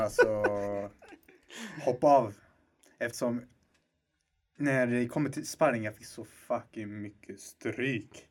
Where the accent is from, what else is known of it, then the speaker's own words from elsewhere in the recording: Stockholm, Stockholm County, Sweden; Jag är 21 år gammal, jag är från Husby.